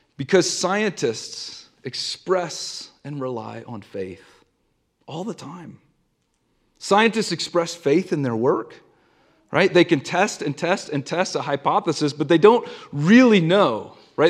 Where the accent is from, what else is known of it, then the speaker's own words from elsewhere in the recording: the South, United States; now in Denver, United States; I grew up in the South, and I grew up going to a Southern Baptist church every single Sunday